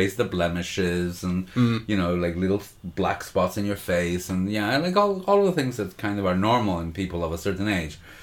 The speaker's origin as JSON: {"language": "English", "town": "Montreal", "region": "Quebec", "country": "Canada", "tie": "born or raised there", "said": "a culture that I grew up in Montreal"}